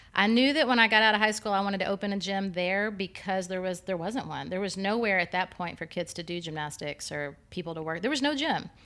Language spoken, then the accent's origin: English; East Lynn, Texas, United States; my hometown of East Lynn, Texas. I just grew up in a, I was, did gymnastics and, like, lower level gymnastics in a small town